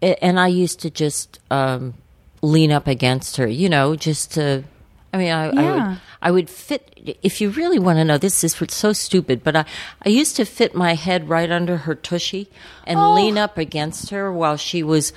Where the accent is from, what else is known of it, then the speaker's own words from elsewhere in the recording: Washington, District of Columbia, United States; So I was born in Washington.